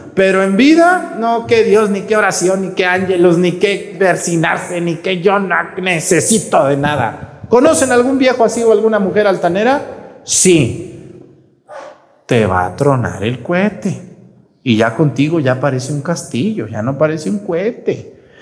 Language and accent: Spanish; Mexticacán, Jalisco, Mexico; moved away; allá en mi pueblo, en mesticacán fui yo, cuando quiero descansar, pues voy a mi pueblo